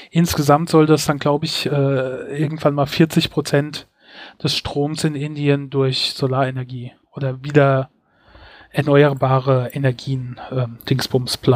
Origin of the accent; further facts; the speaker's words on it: Mainz, Rhineland-Palatinate, Germany; meine Heimatstadt Mainz ist so knapp 100 Quadratkilometer groß.